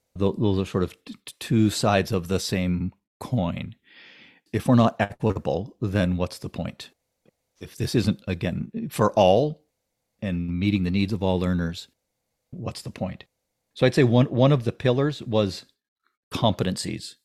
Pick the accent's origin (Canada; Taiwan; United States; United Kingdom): Canada; Ontario; now in British Columbia, Canada; I grew up in Ontario and went to school in Ontario